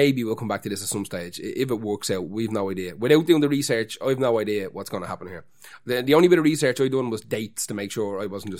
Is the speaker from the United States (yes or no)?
no; Finglas, County Dublin, Ireland; I grew up amongst the enemy. I'm actually from Cabra, but I grew up in Finglas.